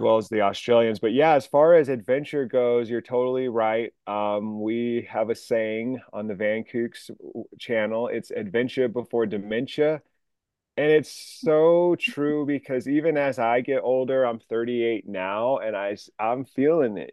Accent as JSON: {"language": "English", "region": "New Mexico", "country": "United States", "tie": "born or raised there", "also_born_or_lived": "Sacramento / Seattle", "moved": "as an adult", "said": "I grew up in New Mexico. I went to the University of New Mexico"}